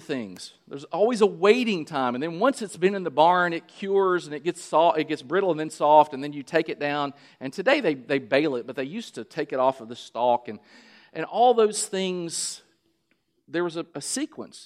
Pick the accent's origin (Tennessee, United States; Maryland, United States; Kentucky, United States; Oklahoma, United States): Kentucky, United States; I'm from Kentucky. We grow tobacco